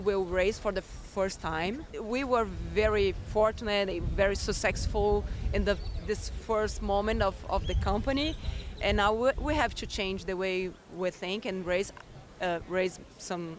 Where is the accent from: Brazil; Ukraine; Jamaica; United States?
Brazil; I came from Brazil